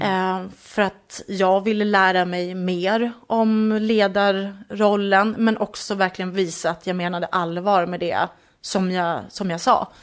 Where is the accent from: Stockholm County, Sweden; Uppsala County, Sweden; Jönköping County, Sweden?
Uppsala County, Sweden; just north of Enköping; strax norr om Enköping är jag uppvuxen